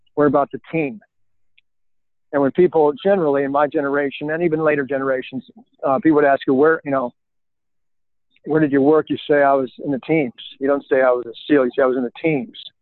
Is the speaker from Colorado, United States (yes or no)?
yes; Colorado Springs, Colorado, United States; moved away as an adult; I grew up in Colorado.